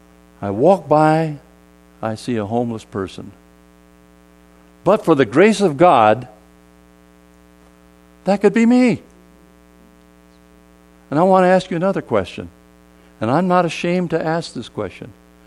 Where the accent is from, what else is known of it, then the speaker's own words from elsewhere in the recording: South Korea; born there; You know, I told you I was born in Korea, but I probably don't look like a Korean, do I?